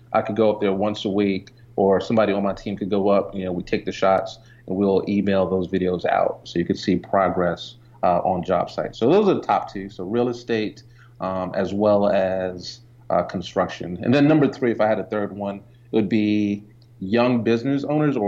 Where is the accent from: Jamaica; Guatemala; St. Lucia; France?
Jamaica; now in Atlanta, United States; I was born in Jamaica too, but I've been here quite some time.